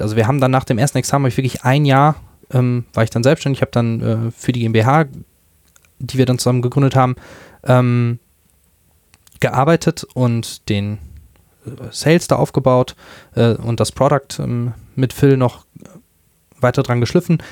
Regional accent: near Dortmund, North Rhine-Westphalia, Germany; also born or lived in Münster; Ich komme aus der Nähe von Dortmund

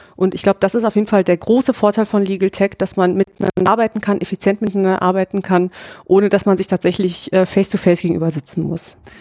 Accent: near Frankfurt, Hesse, Germany; moved away as an adult; also born or lived in Ingolstadt, Bavaria; ich komme eigentlich aus der Nähe von Frankfurt in Hessen

